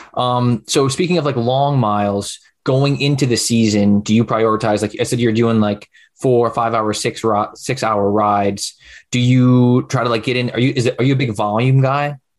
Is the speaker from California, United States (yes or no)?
no; Utica, New York, United States; I'm from Utica